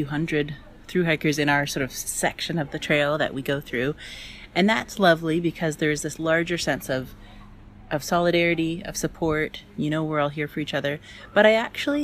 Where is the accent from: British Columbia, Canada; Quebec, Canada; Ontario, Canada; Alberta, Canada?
British Columbia, Canada; I'm from British Columbia. I'm 35. I live in a small mountain town